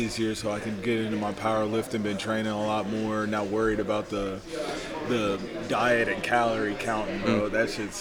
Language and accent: English; Huber Heights, Ohio, United States; I'm originally from Dayton, Huber Heights, Ohio